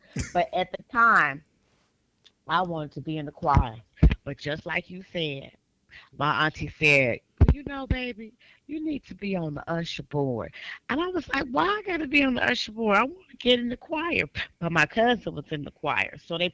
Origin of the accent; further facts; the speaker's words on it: Richmond, California, United States; now in Sacramento, United States; I am born and raised in Richmond, California